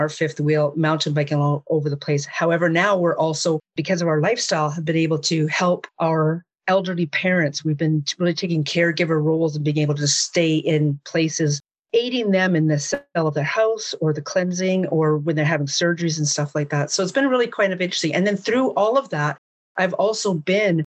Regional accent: Jasper, Alberta, Canada; also born or lived in Hinton, Alberta; I was literally born and raised in Jasper National Park, Alberta, Canada

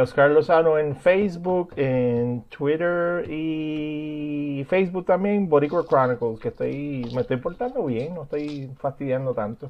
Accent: Puerto Rico; como somos los puertorriqueños

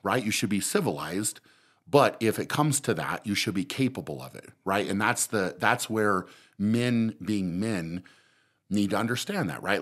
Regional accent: Fort Lupton, Colorado, United States; I grew up in Fort Lupton

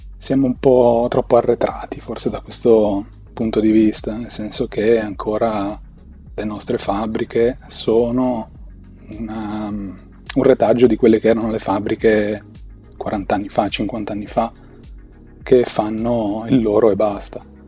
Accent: Milan, Lombardy, Italy; Sono un tizio normalissimo di Milano che ha superato i 30

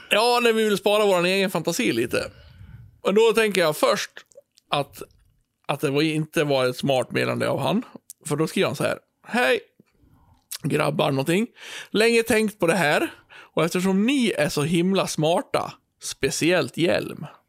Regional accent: Björbo, Dalarna County, Sweden; also born or lived in Borlänge; Där jag kommer ifrån, eh, den lilla byn Björbo, där vi har ett lustigt ja. språk

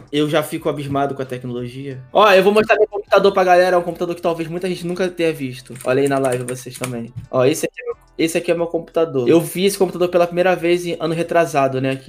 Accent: Rio de Janeiro, Brazil; porque eu sou do Rio, tá?

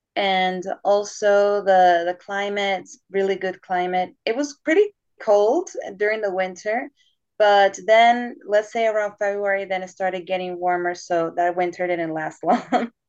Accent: Panama; moved away as an adult; now in Spain; First, what happened is that I applied for my country. I'm from Panama. So I applied when I was in Panama last year.

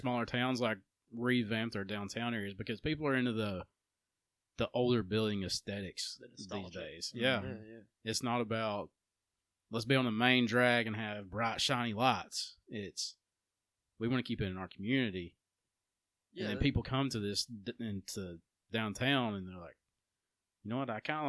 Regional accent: United States; growing up in East Walker County, … and I, it was always your nightcap was Wesley's.

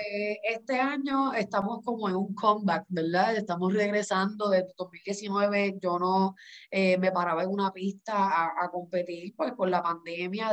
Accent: Puerto Rico; como buen boricua

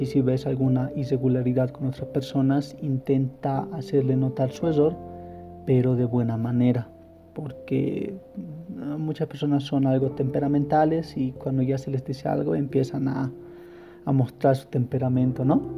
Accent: La Paz, Bolivia; En La Paz, yo soy de aquí, de La Paz del Alto

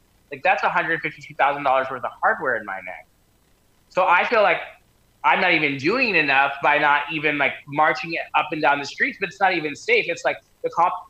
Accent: the South, United States; I'm from the South

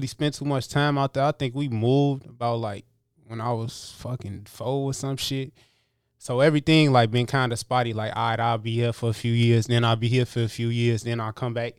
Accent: Kankakee, Illinois, United States; born there; I was born in Kankakee, Illinois, but I'm the type of motherfucker, I'll just claim Illinois as a whole, because I done moved from place to place, from the city to the motherfucking burbs.

